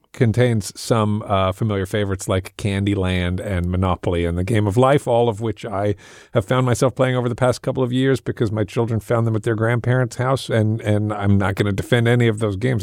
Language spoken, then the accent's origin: English; England, United Kingdom; I grew up in England